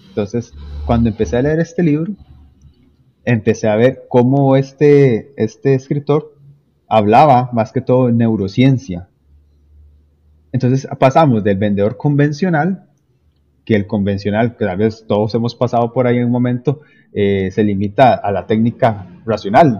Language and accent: Spanish; Limón, Costa Rica; yo soy costarricense, en la provincia de Limón